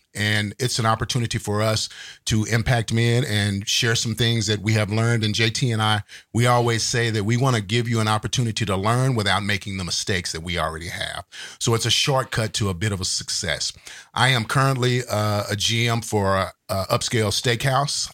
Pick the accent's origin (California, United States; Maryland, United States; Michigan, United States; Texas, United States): Texas, United States; Fort Worth; also born or lived in Dallas, Texas; I grew up in Fort Worth, Texas, and later moved to Dallas, Texas